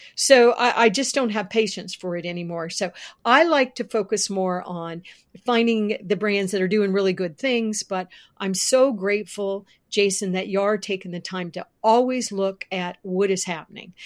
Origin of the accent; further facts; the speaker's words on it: Florida, United States; now in Virginia, United States; I was born in Florida. And I actually, as a kid, worked for Winn Dixie